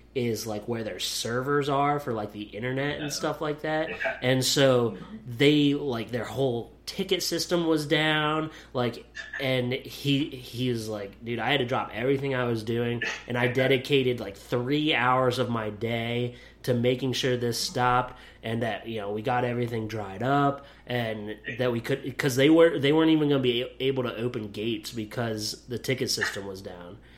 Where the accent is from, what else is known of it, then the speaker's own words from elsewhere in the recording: near Lewisburg, Pennsylvania, United States; moved away as an adult; also born or lived in Beloit, Wisconsin; Lewisburg, Pennsylvania, that's right up near my hometown